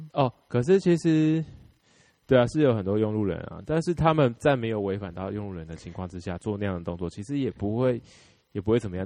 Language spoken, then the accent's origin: Chinese; Taiwan; 我们台湾人